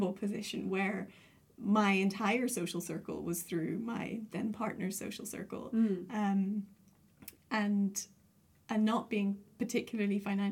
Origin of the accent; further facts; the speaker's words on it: Northern Ireland, United Kingdom; moved away as an adult; also born or lived in China / South Africa; my mom is Indian and my dad is English, but I was born and brought up in Northern Ireland